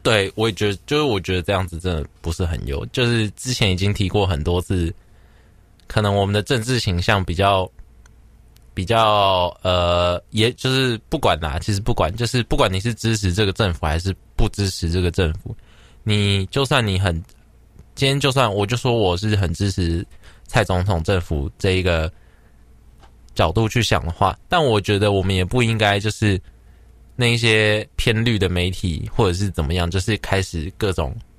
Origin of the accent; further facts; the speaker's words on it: Taiwan; 我是台湾人